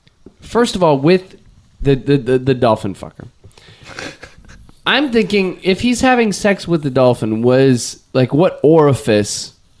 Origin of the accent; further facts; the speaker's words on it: Torrance, California, United States; growing up in Torrance.